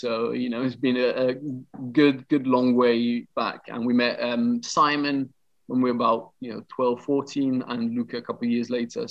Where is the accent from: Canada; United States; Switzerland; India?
Switzerland; moved away as an adult; now in London, United Kingdom; We met in Switzerland. We all grew up there.